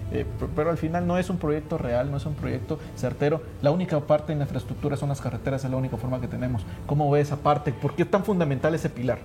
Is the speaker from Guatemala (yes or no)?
yes; Guatemala; como Guatemala, como guatemaltecos y como país